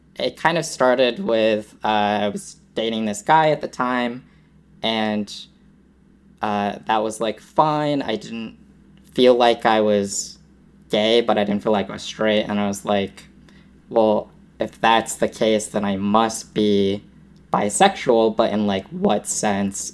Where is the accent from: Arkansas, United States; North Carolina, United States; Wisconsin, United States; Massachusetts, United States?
Massachusetts, United States; born and raised in Massachusetts